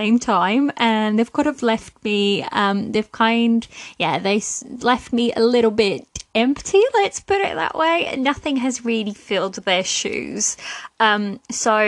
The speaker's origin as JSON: {"language": "English", "country": "Portugal", "moved": "yes", "lives_now": "United Kingdom", "said": "I live in the UK, but I'm originally from Portugal"}